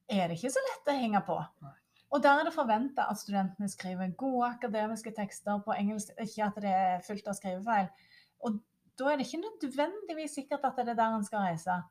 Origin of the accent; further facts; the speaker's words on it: Norway; som nordmann, så er en utrolig privilegert